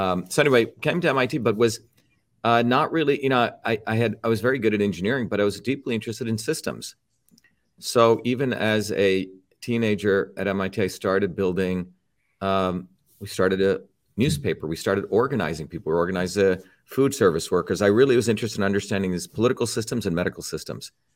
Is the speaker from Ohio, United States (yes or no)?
no; New Jersey, United States; also born or lived in India; when I came to the United States in nineteen seventy, I settled in New Jersey, came here when I was seven, and by the time I was fourteen, um, not only did I like sports growing up in Jersey